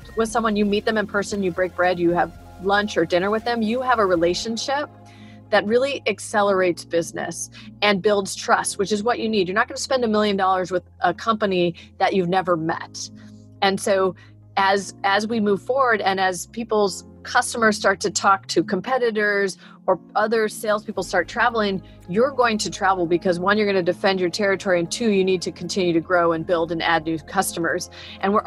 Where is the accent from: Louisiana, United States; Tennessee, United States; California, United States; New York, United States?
California, United States; also born or lived in Texas / Minnesota / Illinois / Belgium; I was born in Texas, and lived in Minnesota and Illinois for a brief amount of time. But most of my life, I've been in California.